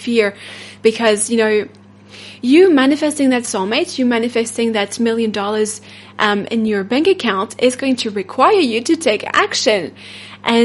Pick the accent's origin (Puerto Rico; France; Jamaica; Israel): France; accent: French; English is a second language; my French accent